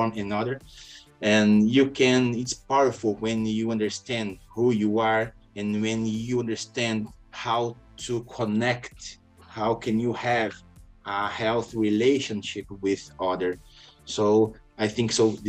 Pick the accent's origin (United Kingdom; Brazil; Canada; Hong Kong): Brazil; I was born in Brazil